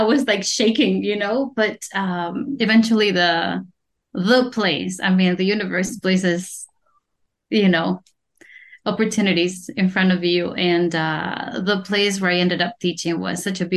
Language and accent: English; Spain; moved away as an adult; also born or lived in California / France; I was born in Spain